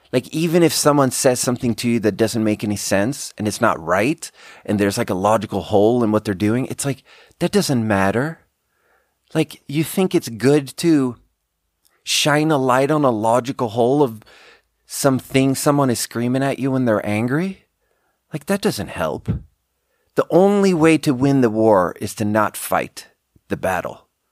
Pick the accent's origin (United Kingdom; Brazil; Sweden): Sweden; English is a second language; moved away as an adult; also born or lived in China; We grew up together in Sweden